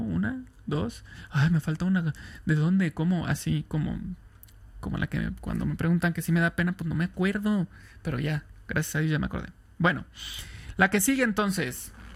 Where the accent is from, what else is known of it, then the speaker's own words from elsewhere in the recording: Irapuato, Guanajuato, Mexico; also born or lived in Tampico; Soy de Irapuato, Guanajuato, en el centro de México